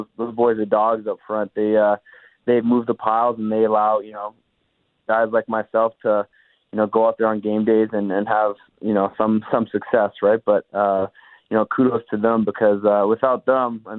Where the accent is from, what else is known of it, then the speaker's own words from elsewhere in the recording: Winnipeg, Manitoba, Canada; growing up in Winnipeg and going to Bomber games when I was a kid